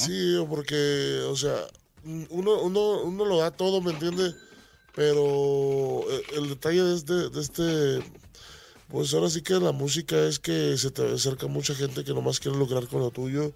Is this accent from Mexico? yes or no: yes; Tomatlán, Jalisco, Mexico; moved away; also born or lived in United States; Soy de un rancho que se llama Tomatlán, Jalisco, cerca de Puerto Vallarta